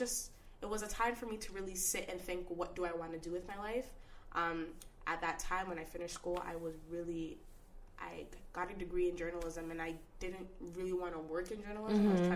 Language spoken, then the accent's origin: English; Ghana; That's very taboo, you know, being Ghanaian, being African, you're going to be a girl and you're not going to be a nurse.